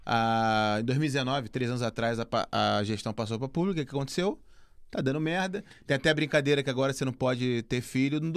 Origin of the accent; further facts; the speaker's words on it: Brazil; now in Portugal; a gente está aqui falando, eu como brasileiro, cada quase dois anos aqui que a gente está fazendo de podcast